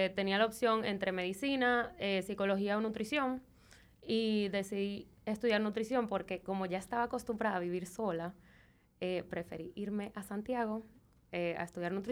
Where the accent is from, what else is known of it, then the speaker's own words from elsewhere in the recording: Venezuela; moved away as an adult; also born or lived in Miami; básicamente me crié en Venezuela. Eh, tengo 12 años viviendo aquí ya.